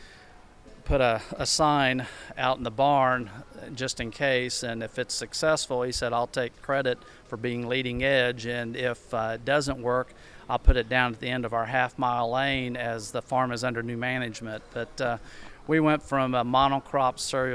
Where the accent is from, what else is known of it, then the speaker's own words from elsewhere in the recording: Vanderburgh County, Indiana, United States; I'm from Vandenberg County